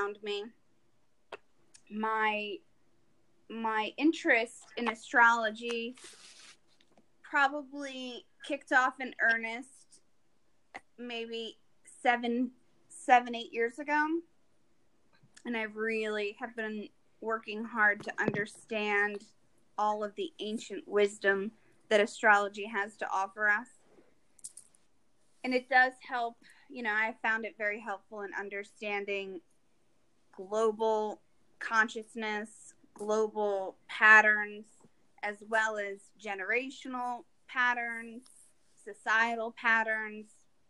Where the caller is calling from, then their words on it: Rhode Island, United States; I'm calling in from Rhode Island